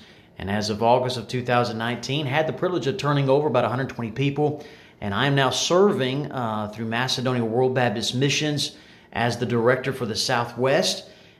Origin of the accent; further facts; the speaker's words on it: Bahamas; Well, like I said, I grew up in the Bahamas. You know, it was amazing there. It was definitely paradise. We didn't have cruise ships. We had fishing boats, and we didn't have tourists on our island.